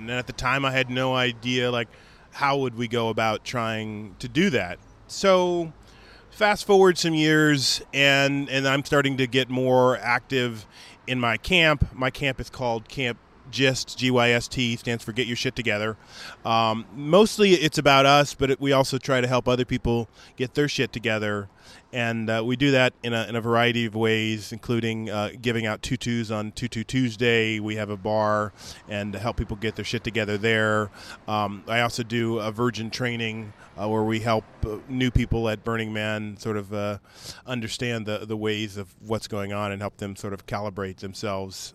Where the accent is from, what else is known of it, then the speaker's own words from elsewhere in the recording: Sacramento, California, United States; moved away as an adult; also born or lived in Sweden / Baton Rouge; I grew up in the Sacramento area